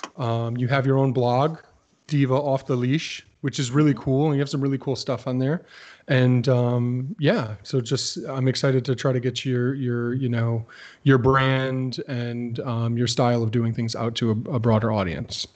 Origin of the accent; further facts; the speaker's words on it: Plainville, Connecticut, United States; moved away; Plainville, Connecticut, my hometown, where I no longer live